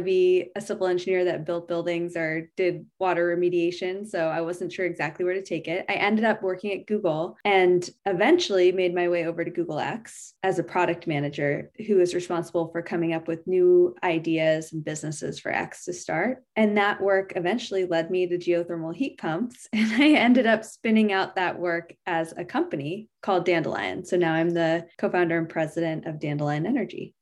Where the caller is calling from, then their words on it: San Carlos, California, United States; I'm calling in from San Carlos, California.